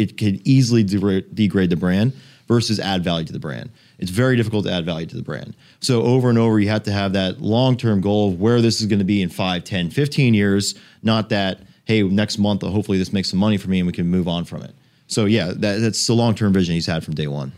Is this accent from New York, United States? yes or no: no; South Florida, United States; I grew up here in South Florida, went to school at University of Miami. This is my hometown here